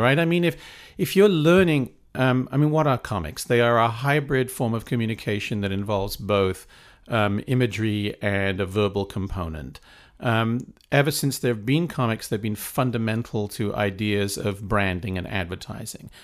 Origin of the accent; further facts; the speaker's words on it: Wales, United Kingdom; moved away as an adult; also born or lived in East Anglia / Cambridge; now in United States; I, I, I grew up in Wales